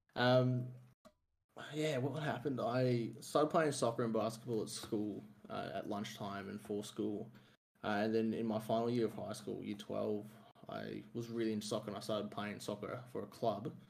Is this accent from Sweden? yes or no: no; Melbourne, Victoria, Australia; I'm from Melbourne, Victoria, which is the the southeast